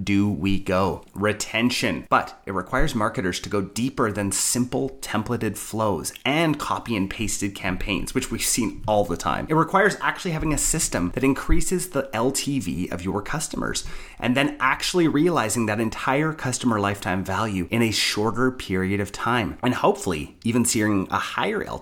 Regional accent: Canada; other Canadians

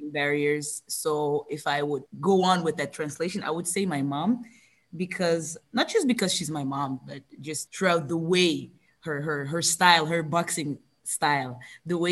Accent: Belgium; I'm the only one that was born here

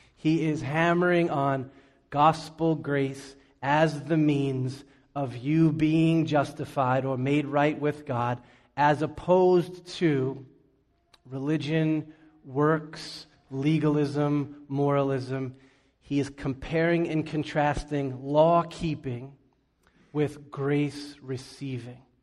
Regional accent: Boston, Massachusetts, United States; also born or lived in New York City; When I was a kid, we moved from New York City to Boston.

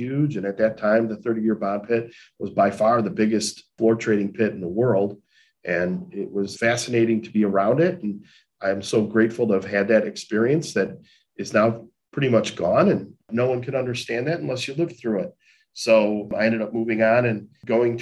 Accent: Chicago, Illinois, United States; a kid growing up in Chicago, who normal background growing up in the city itself

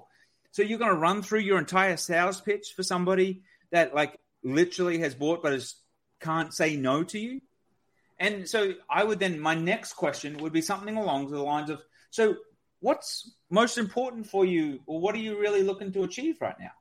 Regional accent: Australia; I'm Australian

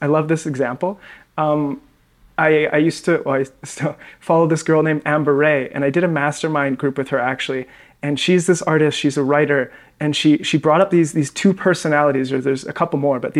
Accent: Western Canada, Canada; because in Canada, we have to learn French. But because I'm from the West, you're from the French part, so you speak French, obviously.

